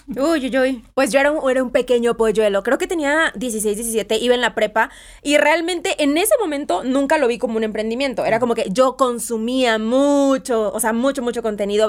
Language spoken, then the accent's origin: Spanish; Veracruz, Mexico; yo soy de Veracruz, orgullosamente jarocha.